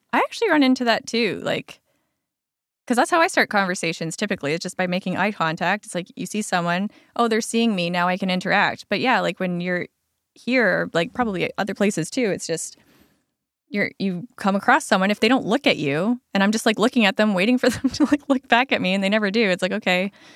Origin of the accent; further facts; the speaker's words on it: Alberta, Canada; now in Lower Mainland, Canada; I grew up in Alberta.